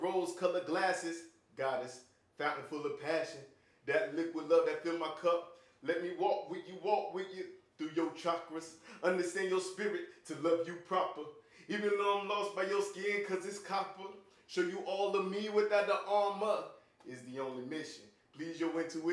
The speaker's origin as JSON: {"language": "English", "region": "the South", "country": "United States", "said": "I'm from the South"}